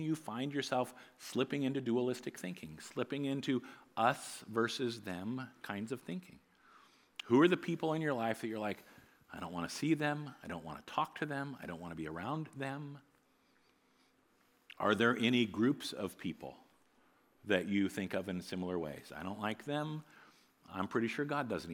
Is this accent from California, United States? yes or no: no; New Providence, Iowa, United States; I grew up in New Providence, Iowa, a little farming community about an hour north of here